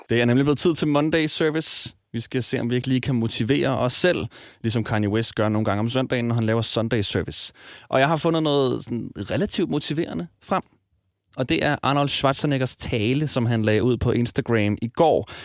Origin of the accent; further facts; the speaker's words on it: Smørum, Capital Region of Denmark, Denmark; Nu er jeg vokset op i Smørum, en lille forstad uden for Ballerup